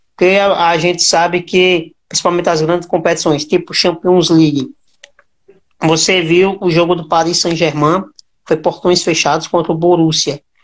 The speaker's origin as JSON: {"language": "Portuguese", "country": "Brazil", "said": "A gente, como brasileiro"}